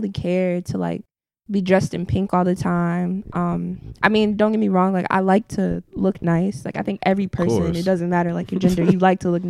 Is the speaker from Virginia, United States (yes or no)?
yes; Newport News, Virginia, United States; Well, for me, I think it was pretty okay. I grew up uptown. My family is from downtown.